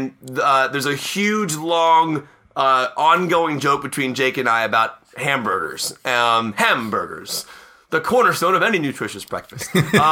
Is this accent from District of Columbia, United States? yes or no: yes; Washington, District of Columbia, United States; I'm from Washington, D.C.